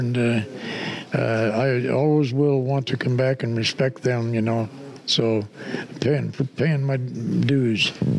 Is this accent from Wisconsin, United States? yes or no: no; Whittier, California, United States; now in Portland, United States; I was from Whittier, California at the time.